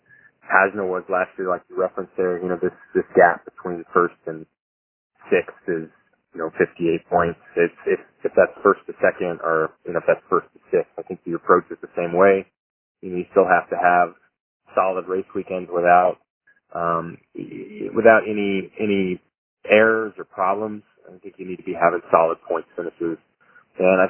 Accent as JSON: {"language": "English", "country": "United States", "said": "In being American"}